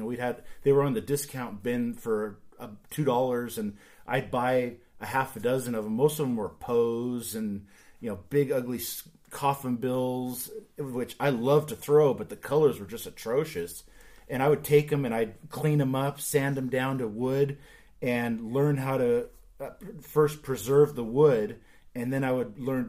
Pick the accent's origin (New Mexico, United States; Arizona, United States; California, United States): California, United States; San Jose; now in Portland, United States; Yeah, I grew up in San Jose, California